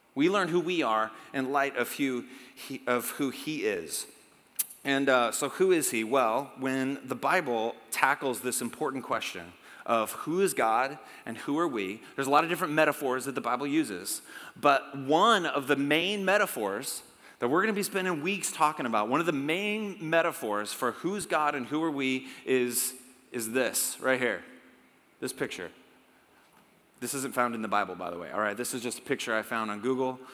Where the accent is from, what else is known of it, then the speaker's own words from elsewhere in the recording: United States; we're Americans. We're from America